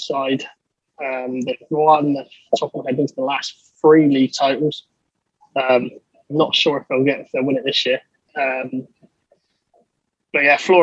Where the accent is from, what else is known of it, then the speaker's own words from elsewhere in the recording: Somerset, near Glastonbury, South West England, United Kingdom; I'm from southwest England, in Somerset, near the town of Glastonbury, where the festival is